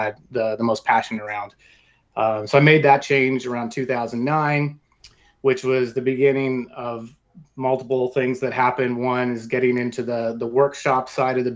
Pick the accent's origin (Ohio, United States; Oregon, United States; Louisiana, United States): Oregon, United States; pretty much born and raised in the Pacific Northwest, or really in Oregon, in different cities